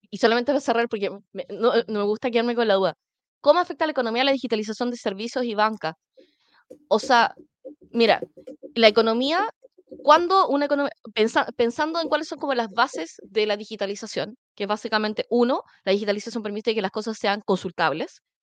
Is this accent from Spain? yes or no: no; Chile; Sí, tío, somos chilenos de Schrödinger, podemos estar vivos y muertos al mismo tiempo